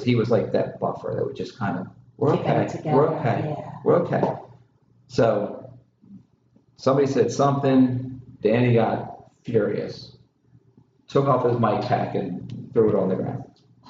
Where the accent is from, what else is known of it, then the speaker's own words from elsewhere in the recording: Canada; I've never been so angry in all my life, and I'm Canadian.